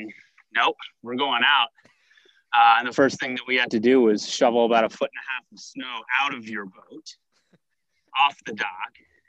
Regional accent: Washington, District of Columbia, United States; And growing up in Washington, D.C., I didn't have many opportunities to chase trout.

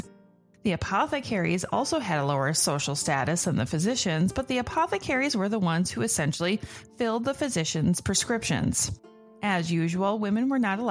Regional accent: United States; I'm American.

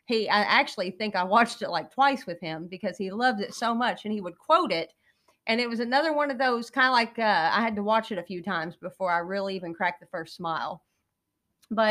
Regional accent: Wayne County, Kentucky, United States; I grew up in Wayne County, Kentucky, and it's a lot of the same setting as Old Brother Warthow. It's like taking a trip in the past.

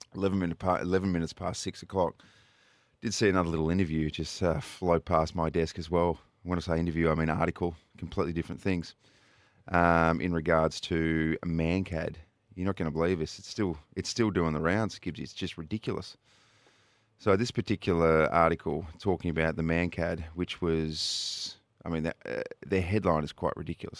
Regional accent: New South Wales, Australia; now in Adelaide, Australia; I'm originally from New South Wales.

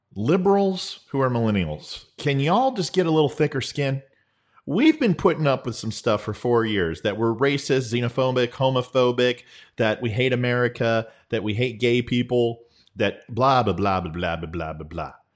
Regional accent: Virginia, United States; now in Texas, United States; I'm from Virginia

